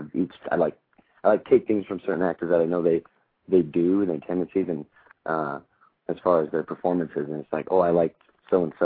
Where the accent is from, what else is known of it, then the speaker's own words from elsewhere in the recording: Los Angeles, California, United States; moved away as an adult; I'm born and raised in Los Angeles